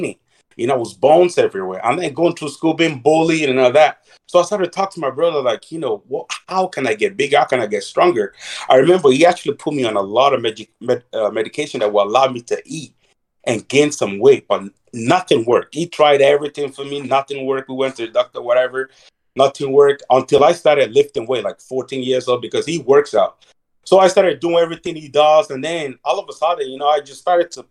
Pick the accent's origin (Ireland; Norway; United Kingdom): Ireland; Dublin, Leinster; also born or lived in Nigeria; I was born in Nigeria. I grew up in Dublin, Ireland. At the age of 9, my mother find somebody to smuggle myself and my big brother to Dublin